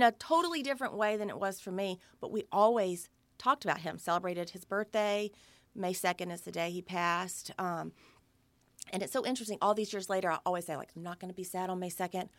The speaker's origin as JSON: {"language": "English", "region": "Alabama", "country": "United States", "tie": "born or raised there", "said": "growing up in the South in Alabama"}